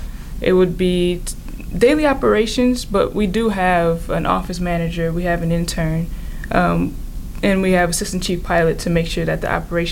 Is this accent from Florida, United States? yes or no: no; Detroit, Michigan, United States; moved away as an adult; also born or lived in Jamaica, Queens, New York; now in New York, United States; I'm an airline pilot. I am from Detroit, Michigan, and I currently live in Jamaica, Queens. I went to school at Western Michigan University.